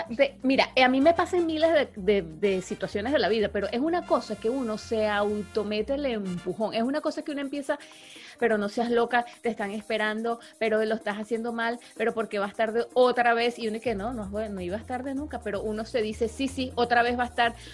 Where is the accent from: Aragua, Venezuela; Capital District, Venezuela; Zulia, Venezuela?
Aragua, Venezuela; Villa de Cura